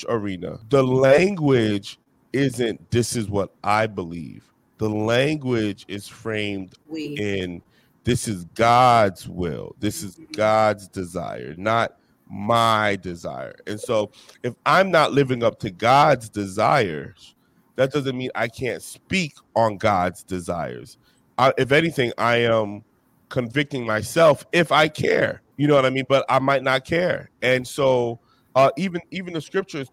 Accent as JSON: {"language": "English", "region": "New Jersey", "country": "United States", "said": "I'm from Jersey, so we don't do iced tea."}